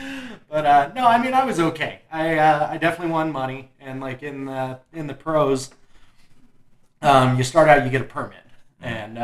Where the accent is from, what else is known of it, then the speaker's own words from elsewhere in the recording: Golden, Colorado, United States; we grew up right here in Golden.